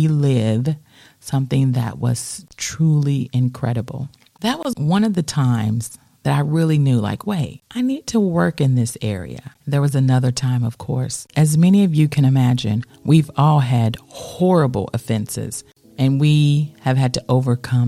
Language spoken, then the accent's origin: English; United States; as an American